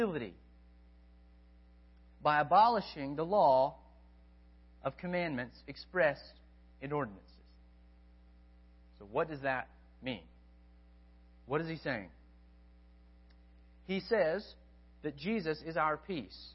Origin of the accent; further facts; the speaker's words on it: United States; I'm still an American